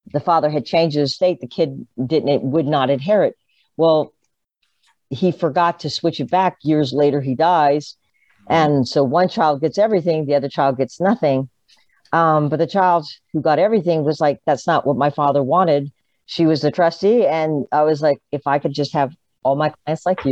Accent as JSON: {"language": "English", "town": "Tampa", "region": "Florida", "country": "United States", "tie": "born or raised there", "said": "I was born in Tampa"}